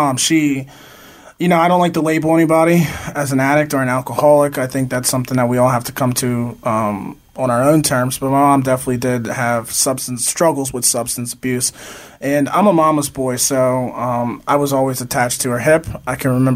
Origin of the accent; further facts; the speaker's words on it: Easton, Pennsylvania, United States; I grew up in Easton, Pennsylvania